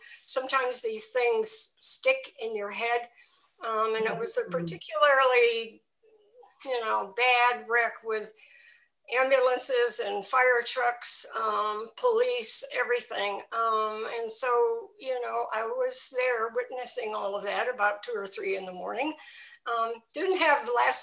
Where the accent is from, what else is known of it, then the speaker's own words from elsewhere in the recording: Milwaukee, Wisconsin, United States; also born or lived in England / Libya / Norway; now in Vermont, United States; I was born in Milwaukee, Wisconsin, so a Midwestern person to begin